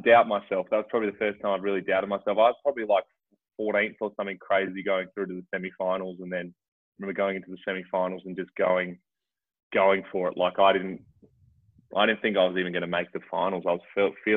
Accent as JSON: {"language": "English", "town": "Port Lincoln", "region": "South Australia", "country": "Australia", "tie": "born or raised there", "said": "when I was growing up in Port Lincoln as a kid"}